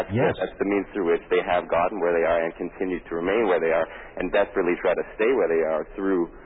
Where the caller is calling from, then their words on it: Los Angeles, California, United States; I'm calling you from Los Angeles right now.